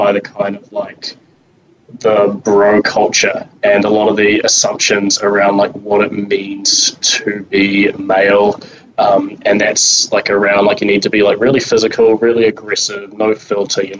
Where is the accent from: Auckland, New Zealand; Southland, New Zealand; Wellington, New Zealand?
Wellington, New Zealand; I'm from New Zealand, from Wellington, the greatest city in the world